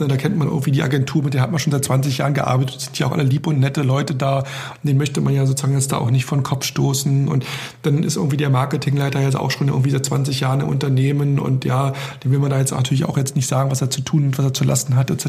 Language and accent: German; Germany; als Europäer, als Deutscher